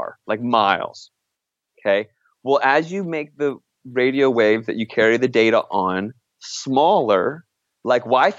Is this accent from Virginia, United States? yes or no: yes; Virginia, United States; moved away; back home where I grew up in Virginia